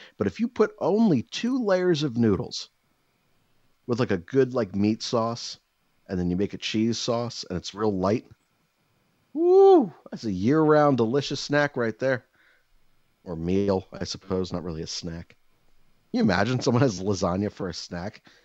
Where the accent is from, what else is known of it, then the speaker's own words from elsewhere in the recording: United States; I'm an American